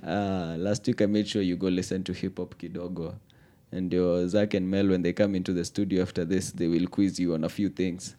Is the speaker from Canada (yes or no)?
no; Kenya